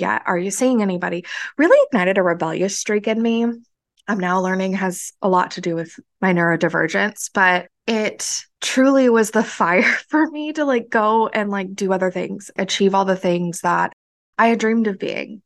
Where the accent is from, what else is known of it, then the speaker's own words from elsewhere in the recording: central Florida, United States; moved away; growing up in central Florida, Redneck Ville, teen pregnancy capital